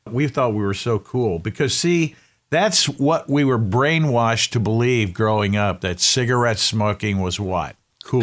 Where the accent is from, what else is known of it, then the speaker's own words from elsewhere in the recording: Winston-Salem, North Carolina, United States; my hometown is a town called Winston-Salem.